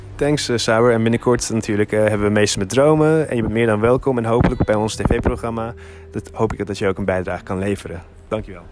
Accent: Hilversum, North Holland, Netherlands; also born or lived in Turkey; ik ben hier geboren in Hilversum. Eh, van mijn zevende tot mijn elfde jaar ben ik naar Turkije gegaan.

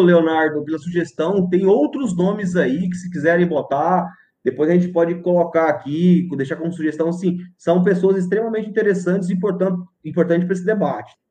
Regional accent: Goiás, Brazil; now in Porto Velho, Brazil; Goiás, da onde eu nasci

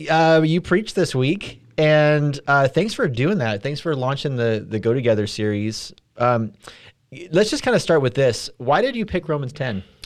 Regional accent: California, United States; now in Midwest, United States; I'm from California

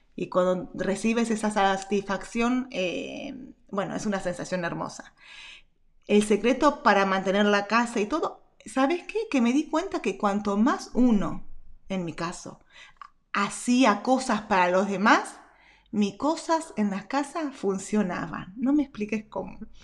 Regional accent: Argentina; nací en Argentina.

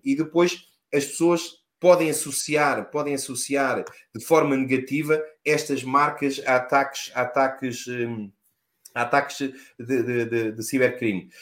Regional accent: Lisbon, Portugal; sou natural de Lisboa

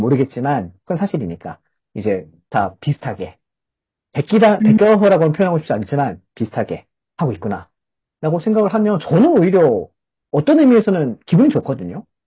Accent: South Korea

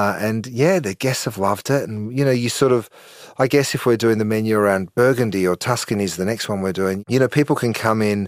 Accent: Australia; moved away; we're 14 hours from the West Coast in the US

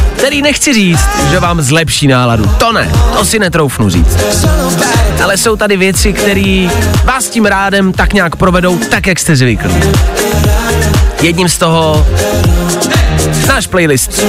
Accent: Czechia; my Češi

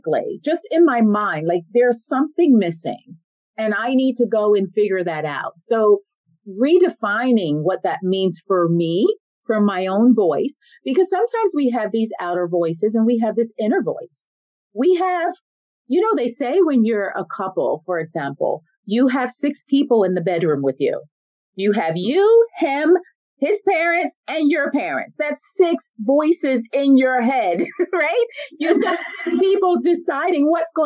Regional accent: United States; moved away as an adult; now in Paris, France; I'm American

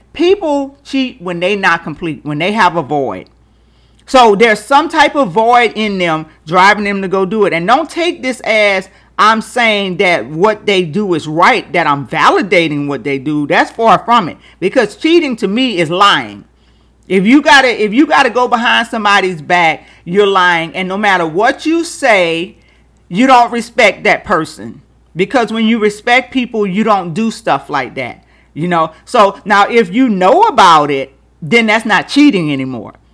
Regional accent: Louisiana, United States; growing up in Louisiana

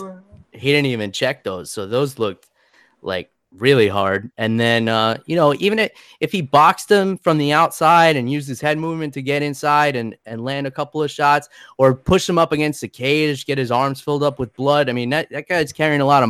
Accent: Westchester, New York, United States; moved away as an adult; now in Florida, United States; I was born and raised in New York

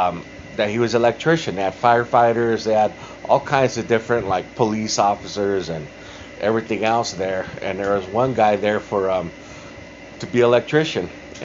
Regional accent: Moreno Valley, California, United States; I grew up in Mo Valley.

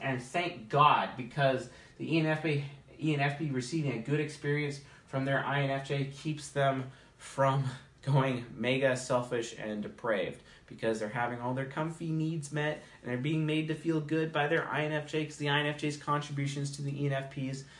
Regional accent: Seattle, Washington, United States; I'm from Seattle

